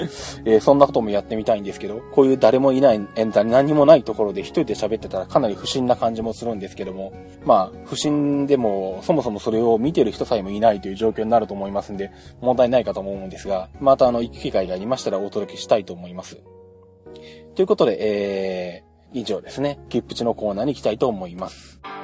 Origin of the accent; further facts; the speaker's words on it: Shizuoka, Japan; 地元静岡